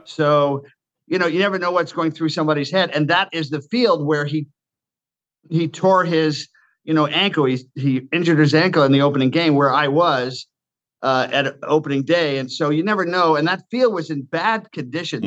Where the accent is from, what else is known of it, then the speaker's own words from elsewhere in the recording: Washington, District of Columbia, United States; Washington, my hometown